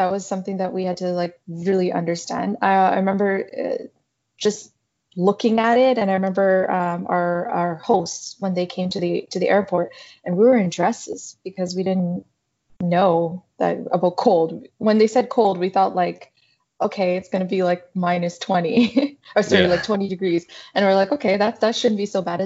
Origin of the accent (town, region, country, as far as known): Saskatchewan, Canada; born or raised there; moved away as an adult; also born or lived in South Sudan / Uganda; now in Toronto, Canada